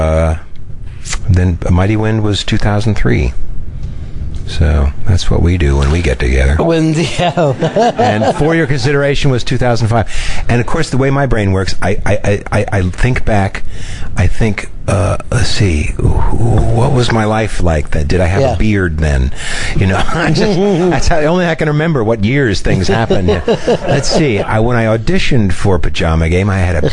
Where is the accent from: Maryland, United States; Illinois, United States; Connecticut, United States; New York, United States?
New York, United States; New York City; to live in my hometown